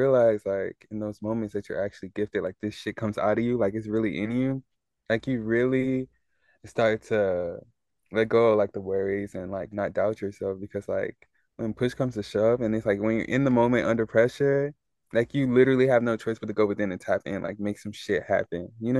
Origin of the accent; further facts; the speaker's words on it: Nigeria; me being Nigerian